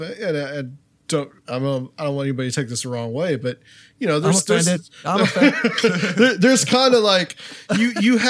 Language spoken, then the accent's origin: English; Chattanooga, Tennessee, United States; my hometown, Chattanooga